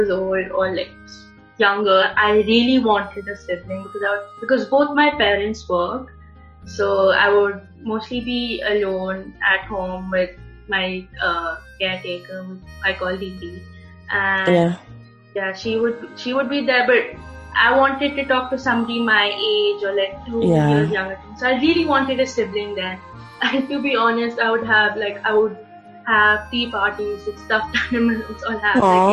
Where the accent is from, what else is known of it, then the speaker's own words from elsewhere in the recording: Gurugram, Haryana, India; also born or lived in East India; I'm from East of India, but I've been living in Gurugram, which is North India